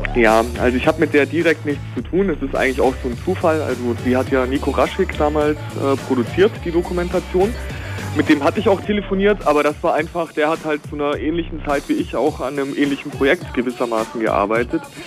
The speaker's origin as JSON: {"language": "German", "area": "near Stuttgart", "region": "Baden-Württemberg", "country": "Germany", "tie": "born or raised there", "also_born_or_lived": "East Germany", "moved": "yes", "said": "ich bin ja selber eigentlich gebürtig aus dem Westen. Ich bin ja so zugezogen. Ne? Ähm, selbst da hatten, aus der Nähe von Stuttgart"}